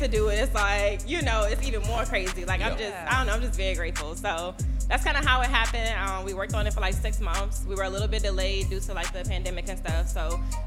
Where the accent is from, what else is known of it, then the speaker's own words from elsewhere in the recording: Richmond, Virginia, United States; I'm from Richmond